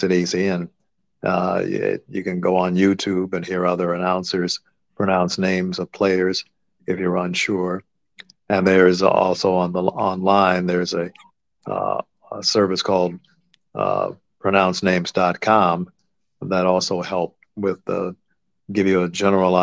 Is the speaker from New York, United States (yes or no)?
no; Los Angeles, California, United States; I grew up in Los Angeles